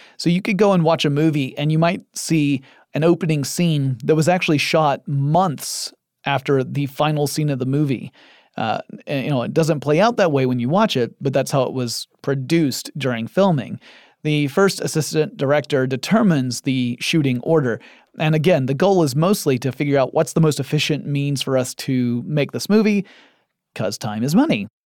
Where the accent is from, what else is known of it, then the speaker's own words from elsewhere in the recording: Atlanta, Georgia, United States; I live in Atlanta, Georgia, in the United States of America, and my hometown has become something of a second Hollywood.